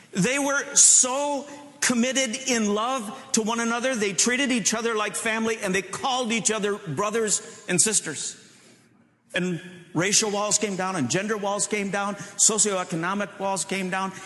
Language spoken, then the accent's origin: English; Michigan, United States; moved away as an adult; now in Chicago, United States; We grew up in Michigan, and I moved to Chicago